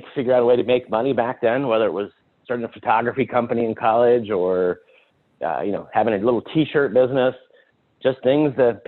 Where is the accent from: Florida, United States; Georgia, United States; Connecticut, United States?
Georgia, United States; Atlanta; moved away as an adult; now in California, United States; I'm born and raised in Atlanta